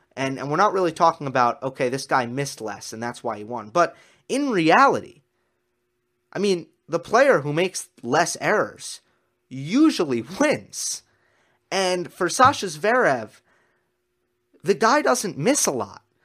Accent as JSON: {"language": "English", "country": "United States", "said": "as an American"}